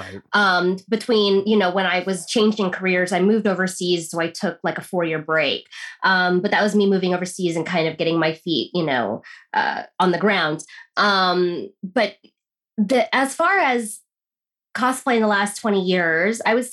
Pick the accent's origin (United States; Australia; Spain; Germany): United States; woman growing up in America